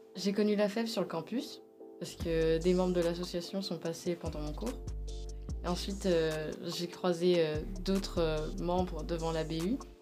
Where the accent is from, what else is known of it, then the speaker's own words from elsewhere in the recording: Wilson, Grand Est, France; also born or lived in Cernay / quartier Europe (likely Reims); j'ai grandi à Wilson, euh, puis ensuite j'ai déménagé à Cernay, près du quartier Europe, et j'ai été scolarisée là-bas